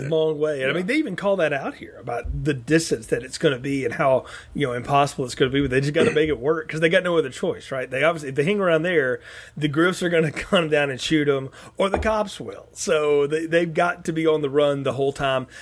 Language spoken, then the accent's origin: English; the South, United States; growing up in the South